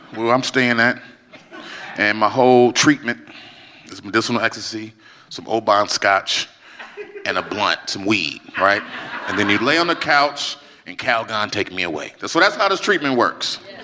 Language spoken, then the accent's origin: English; Chicago, Illinois, United States; I was in my hometown of Chicago, Illinois, Chi Town